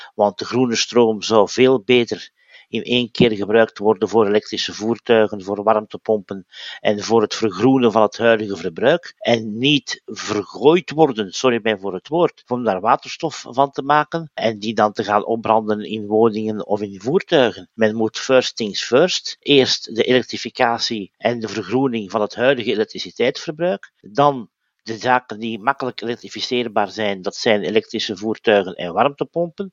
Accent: Belgium; bij ons in Gent

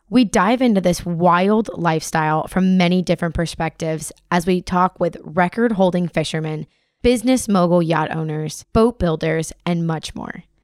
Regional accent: Florida Keys, United States; Born and raised in the Florida Keys as a sport fishing captain's daughter

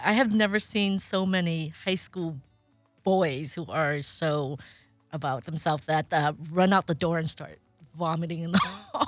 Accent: Monterey Park, California, United States; also born or lived in Indianapolis / Pasadena; I grew up here in, um, Southern California, so I was a San Gabriel Valley kid

